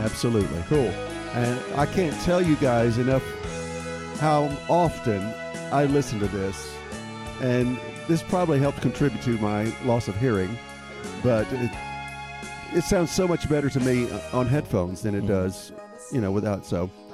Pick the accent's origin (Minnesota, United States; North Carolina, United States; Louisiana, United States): Louisiana, United States; this uh, was recorded in my home state of, stu- uh, of Louisiana